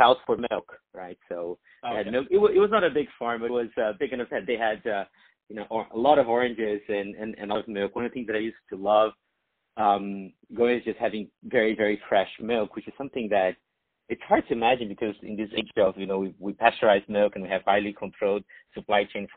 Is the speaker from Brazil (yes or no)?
yes; Brazil; moved away; I grew up in Brazil